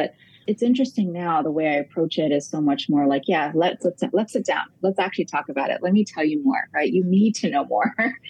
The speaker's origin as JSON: {"language": "English", "region": "New York", "country": "United States", "tie": "born or raised there", "said": "Because I was born here. I was born in New York, raised here."}